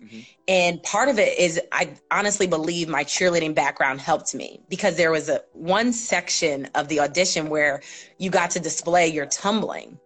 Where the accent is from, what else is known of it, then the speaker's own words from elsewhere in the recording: New Rochelle, New York, United States; I am a native New Yorker. I am born and raised in New York, New Rochelle, New York